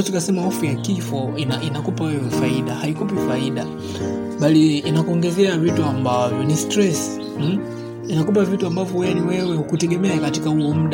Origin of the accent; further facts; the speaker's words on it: Dodoma, Tanzania; natokea Dodoma.